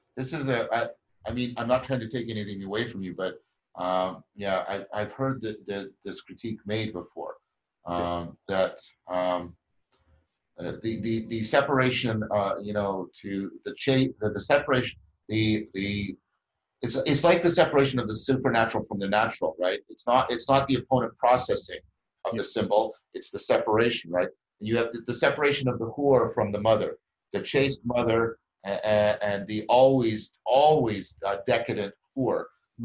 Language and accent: English; Canada; I'm a Canadian and I'm at the same university that he is